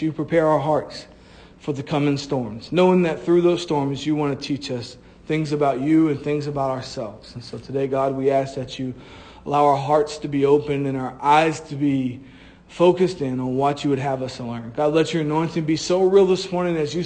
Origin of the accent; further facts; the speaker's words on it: Florida, United States; I'm from Florida